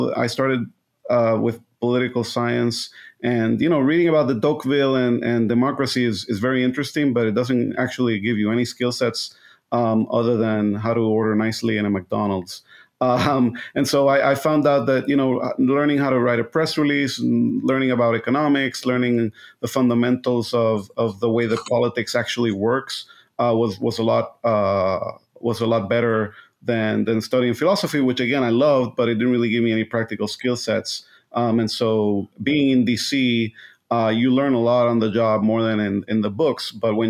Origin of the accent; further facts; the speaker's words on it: Puerto Rico; now in United States; I was born and raised in Puerto Rico, went to Catholic school, was very involved in theater club and Model UN, which is where we met.